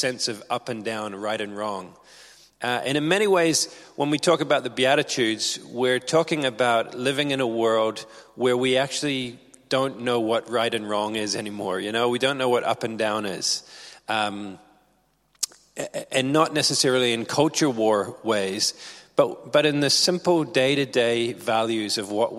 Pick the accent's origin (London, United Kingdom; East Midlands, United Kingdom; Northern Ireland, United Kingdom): Northern Ireland, United Kingdom; Belfast; also born or lived in New Zealand / England; I grew up here. I lived in Coleraine initially, and then we moved to Belfast